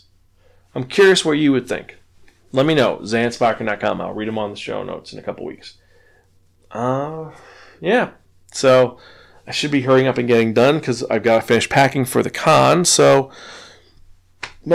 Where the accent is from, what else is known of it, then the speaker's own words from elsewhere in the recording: New York City, New York, United States; I was raised in the Bronx